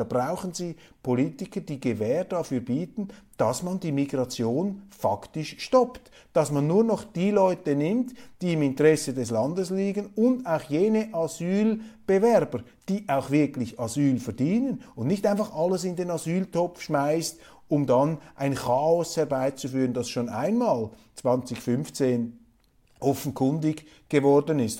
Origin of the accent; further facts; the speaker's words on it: Switzerland; Für mich als Schweizer, als Kleinstaatler